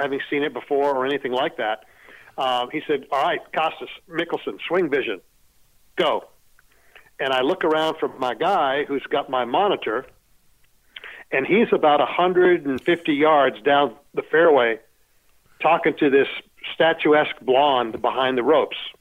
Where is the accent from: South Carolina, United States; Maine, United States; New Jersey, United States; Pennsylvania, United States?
Maine, United States; Sanford; moved away as an adult; also born or lived in Florida; now in Arizona, United States; I was born in Sanford, Maine